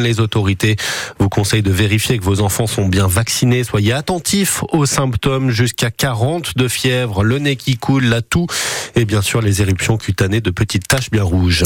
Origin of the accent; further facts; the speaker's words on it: Belgium; moved away as an adult; now in Saint-Étienne, France; je viens de Belgique